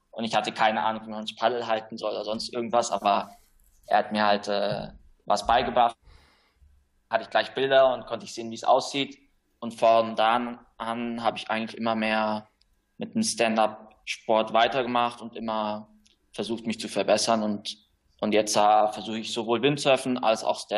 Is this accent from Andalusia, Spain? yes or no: no; Canary Islands, Spain; Ich bin hier auf Gran Canaria aufgewachsen und auch hier geboren meine Eltern sind vor ungefähr 25 Jahren hier ausgewandert, um eine Surfschule zu, zu leiten.